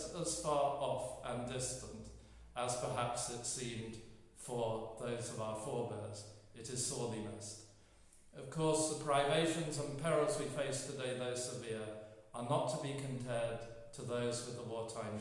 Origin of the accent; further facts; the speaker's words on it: England, United Kingdom; As an Englishman with part German cousins